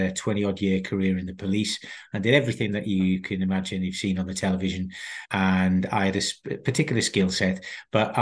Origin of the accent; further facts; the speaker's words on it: South Wales, United Kingdom; moved away as an adult; I'm born and brought up in South Wales. People will pick up from my accent.